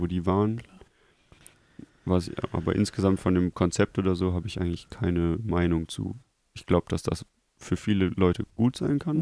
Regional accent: Krefeld, North Rhine-Westphalia, Germany; bei uns in Krefeld gab es eine Schule

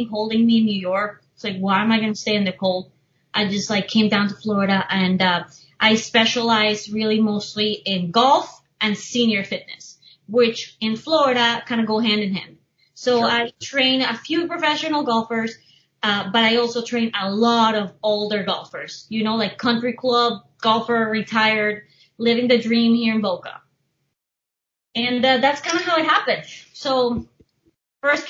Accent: Bogotá, Colombia; also born or lived in Miami, United States; now in United States; I was born in Miami, but I grew up in Bogota

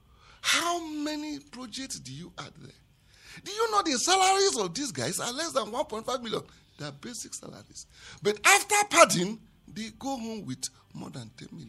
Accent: Southeast Nigeria, Nigeria; I am from the Southeast

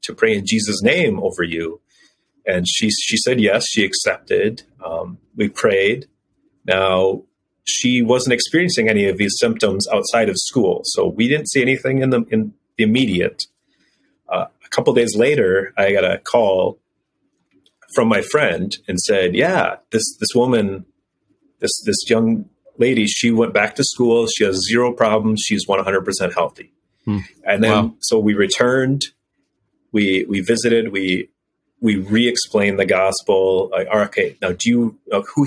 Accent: United States; moved away as an adult; I'm an American

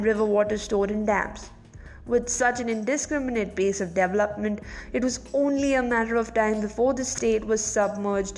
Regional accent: Kerala, India; My home state, Kerala

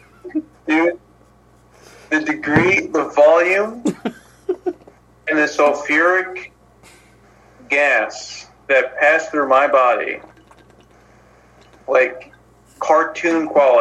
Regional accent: United States

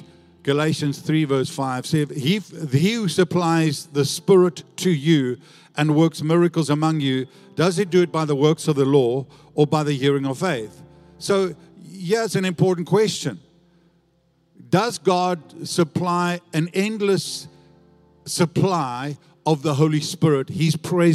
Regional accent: South Africa; now in Australia; I was born in South Africa

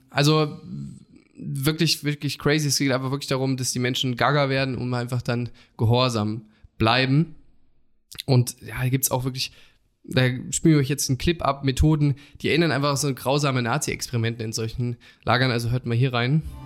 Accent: Germany; als Deutsche

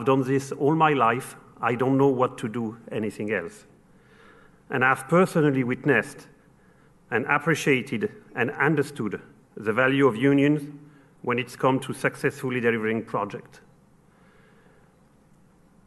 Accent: Paris, Île-de-France, France; accent: French; English is a second language; moved away; You've probably noticed from my accent that I'm French. I come from Paris

